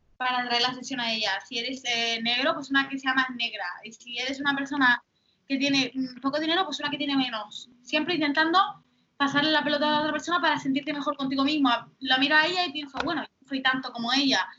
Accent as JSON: {"language": "Spanish", "area": "Gran Canaria", "region": "Canary Islands", "country": "Spain", "tie": "born or raised there", "said": "yo nací en Gran Canaria"}